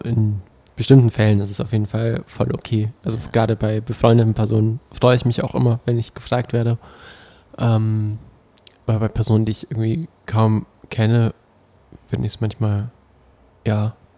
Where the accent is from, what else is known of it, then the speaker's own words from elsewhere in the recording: Berlin, Germany; für uns Berliner